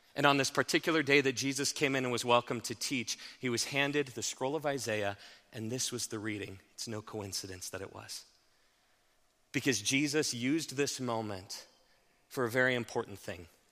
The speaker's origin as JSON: {"language": "English", "town": "Haxtun", "region": "Colorado", "country": "United States", "tie": "born or raised there", "said": "I grew up in Haxton"}